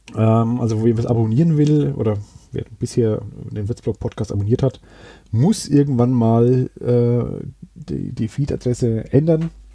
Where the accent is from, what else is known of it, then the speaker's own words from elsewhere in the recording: Würzburg, Bavaria, Germany; also born or lived in Sanderau, Würzburg; ich habe auch einen starken Bezug zu Grumbühl, obwohl ich jetzt schon äh, über zehn Jahre in der Sandau wohne. Aber da war sehr lang äh, meine Heimat